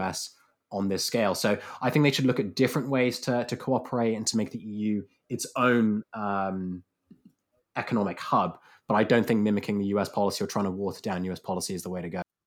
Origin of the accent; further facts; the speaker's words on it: United Kingdom; as a Brit